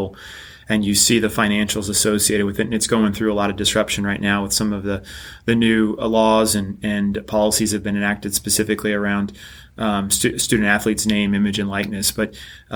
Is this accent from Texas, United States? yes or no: yes; Lake Jackson, Texas, United States; also born or lived in Waco, Texas; I grew up in Lake Jackson, Texas, which is about an hour south of Houston.